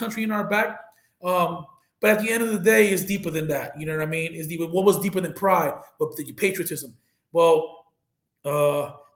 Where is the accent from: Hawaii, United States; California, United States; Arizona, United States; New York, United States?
New York, United States; New York City; I grew up in the Bronx